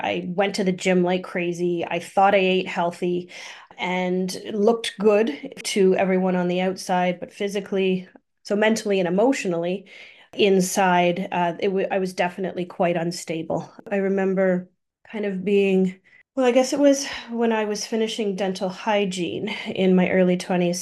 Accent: Thunder Bay, Ontario, Canada; I grew up in Thunder Bay, born in Thunder Bay

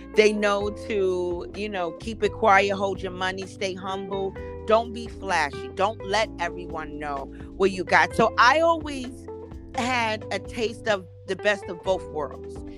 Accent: New York City, New York, United States; I'm born and raised in Harlem

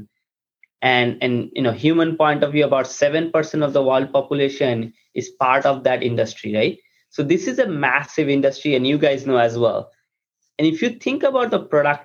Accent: India; moved away as an adult; now in United States; I grew up in India. I came to US after my undergraduate

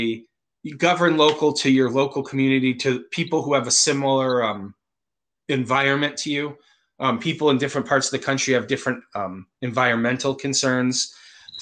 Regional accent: Concord, Massachusetts, United States; now in California, United States; I'm not originally from California. I was born in Concord, Massachusetts.

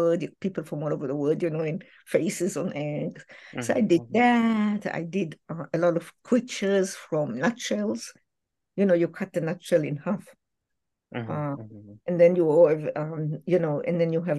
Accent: Israel; moved away; I grew up in Israel

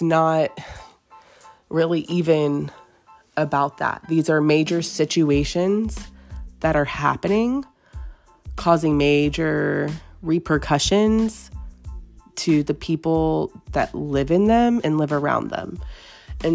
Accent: Katy, Texas, United States; I'm local. I'm from Katy.

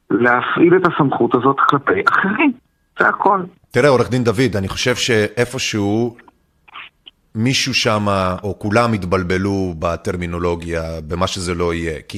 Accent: Kokhav Yair-Tzur Yigal, Central District, Israel; צור יגאל, כוכב יאיר, מועצה קטנה שנמצאת 11 קילומטרים צפונית-מזרחית לכפר סבא. אני במקרה גדלתי במועצה הזאת במשך שנות נערותי, אה, וגם בימי הצבא

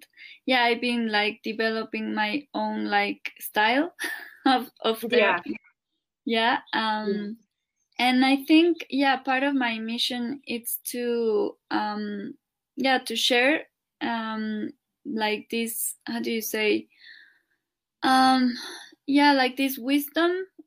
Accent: Mexico; also born or lived in Cuernavaca, Morelos; I'm from Mexico, and I live here in Cuernavaca

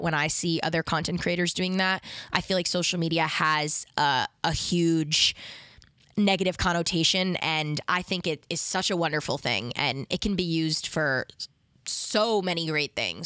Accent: New York City, New York, United States; I am from New York. I've lived here my whole life.

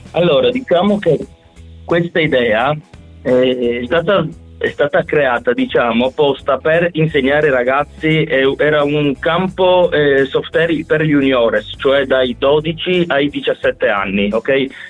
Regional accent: Gorizia, Friuli-Venezia Giulia, Italy; noi siamo di Gorizia

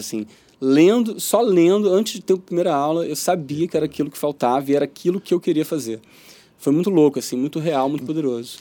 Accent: Rio de Janeiro, Brazil; also born or lived in São Paulo, Brazil; vim pra cá

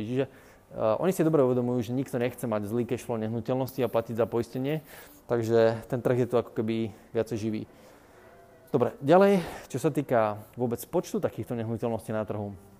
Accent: Bratislava, Bratislava Region, Slovakia; also born or lived in United States; U nás v Bratislave

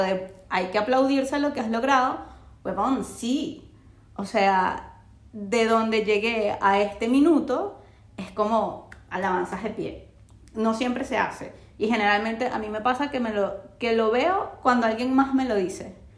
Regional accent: Venezuela; moved away as an adult; now in Chile; estoy en Chile, tengo cinco años, eh, no soy de Chile, pero tampoco soy de Venezuela. O sea, yo sé que yo voy a Venezuela y voy a ser una extranjera

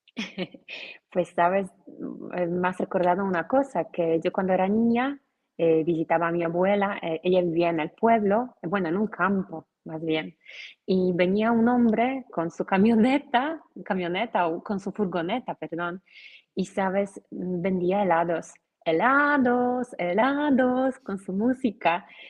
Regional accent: Poland; Spanish is a second language; soy polaca, soy profesora de español en Polonia

